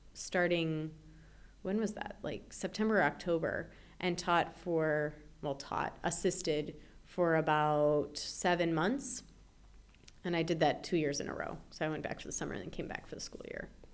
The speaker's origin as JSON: {"language": "English", "town": "Chicago", "region": "Illinois", "country": "United States", "tie": "born or raised there", "also_born_or_lived": "St. Paul, Minnesota", "said": "Born in St. Paul, Minnesota, in the Twin Cities. And I lived there for two years, and then my parents moved to Chicago"}